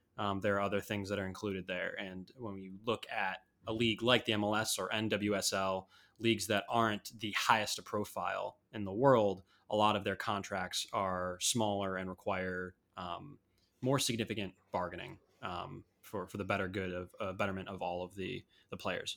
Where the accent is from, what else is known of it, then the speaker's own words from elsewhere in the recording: Chicago, Illinois, United States; I'm from Chicago